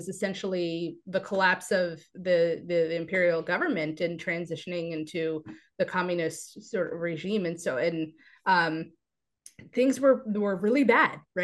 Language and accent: English; United States; I am born and raised here in the United States